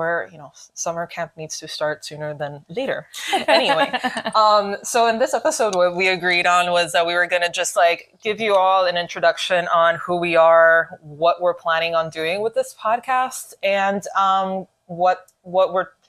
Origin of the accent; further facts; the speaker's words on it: Miami, Florida, United States; we're from Miami, we have accents, we are aware.